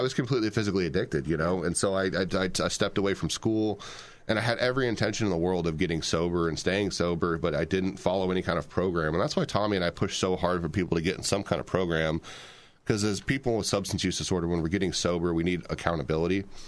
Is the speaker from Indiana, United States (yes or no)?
yes; Fort Wayne, Indiana, United States; I'm from Fort Wayne, Indiana. We grew up here.